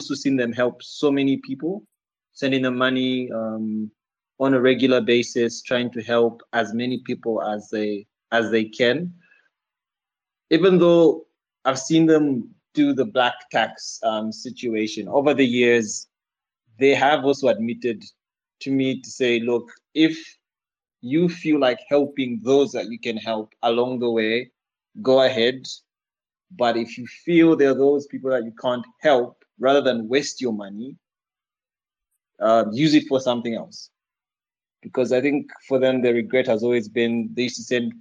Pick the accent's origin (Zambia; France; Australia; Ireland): Zambia; I'm from Zambia